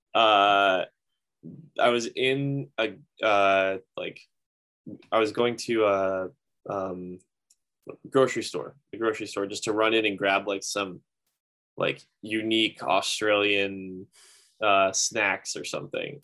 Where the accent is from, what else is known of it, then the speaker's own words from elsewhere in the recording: Grand Rapids, Michigan, United States; my hometown, uh, Grand Rapids